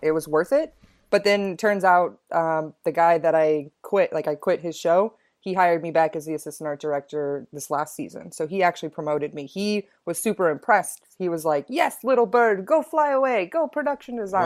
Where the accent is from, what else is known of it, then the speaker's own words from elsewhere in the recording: Texas, United States; moved away as an adult; also born or lived in Chicago; I'm from Texas originally